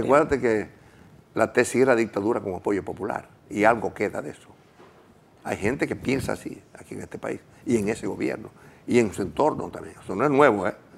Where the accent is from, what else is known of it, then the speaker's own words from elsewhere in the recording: Gurabo, Santiago, Dominican Republic; Yo me crié en Urabo, un campo, a pie, en una bicicleta